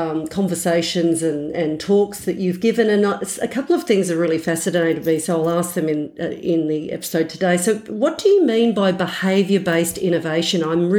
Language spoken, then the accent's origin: English; Perth, Western Australia, Australia; now in Melbourne, Australia; I'm a Perth girl, so that's fascinating. I'm a Melbourne girl now, but I was from Perth.